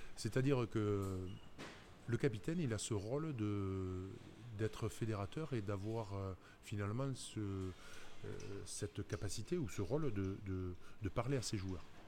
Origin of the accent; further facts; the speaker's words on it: Toulouse region, Occitania, France; also born or lived in Dax; ma région d'origine